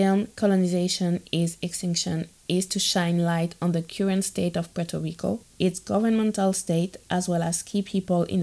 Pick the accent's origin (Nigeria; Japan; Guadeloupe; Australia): Guadeloupe; I'm from Guadeloupe